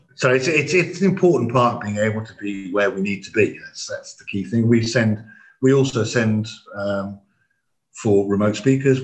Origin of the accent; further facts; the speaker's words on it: England, United Kingdom; we didn't speak anything but English, being English